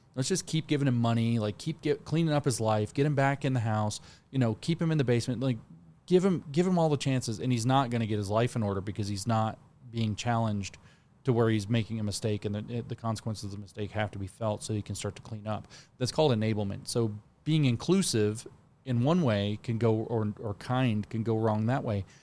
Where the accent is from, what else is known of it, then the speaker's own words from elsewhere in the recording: Tennessee, United States; my home state of Tennessee